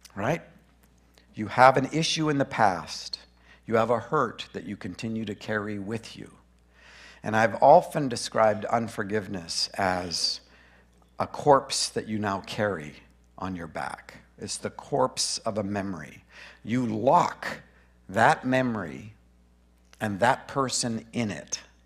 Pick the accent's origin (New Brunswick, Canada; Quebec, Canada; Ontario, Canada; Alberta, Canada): Alberta, Canada; Grand Prairie; also born or lived in Boring, Oregon; now in Brush Prairie, United States; I was born in Grand Prairie, Alberta.